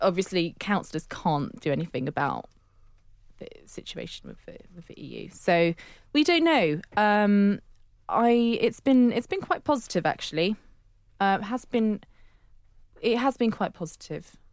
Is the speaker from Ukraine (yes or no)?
no; Netherlands; now in London, United Kingdom; I, I grew up in Holland for a large chunk, but I was born in London and that's where I spent my first six years